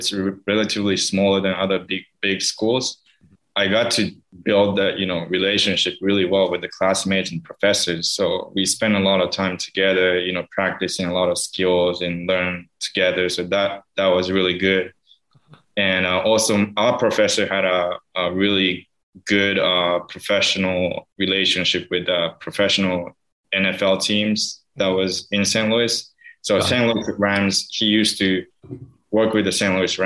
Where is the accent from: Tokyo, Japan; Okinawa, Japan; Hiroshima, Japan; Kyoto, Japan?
Hiroshima, Japan; English is a second language; moved away as an adult; now in Atlanta, United States; I'm from Hiroshima